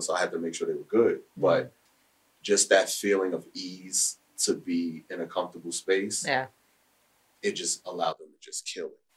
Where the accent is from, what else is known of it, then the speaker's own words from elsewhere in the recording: New York City, New York, United States; I'm from Harlem, I'm from Humphrey 3rd Street, 8th Avenue